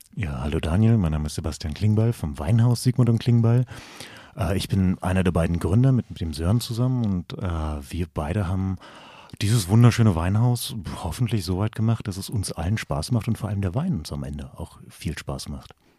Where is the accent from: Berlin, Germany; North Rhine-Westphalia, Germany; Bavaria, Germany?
Berlin, Germany; Wir kommen halt beide aus Berlin